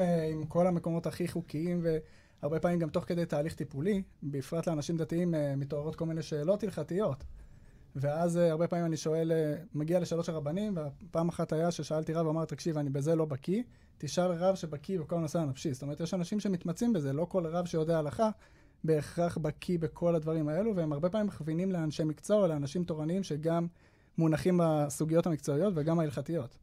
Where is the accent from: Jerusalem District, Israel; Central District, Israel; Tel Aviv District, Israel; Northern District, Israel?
Jerusalem District, Israel; Jerusalem; moved away as an adult; now in Petah Tikva, Israel; אני גדלתי בירושלים עד החתונה, ואז uh, התחתנו ואנחנו גרים בפתח תקווה היום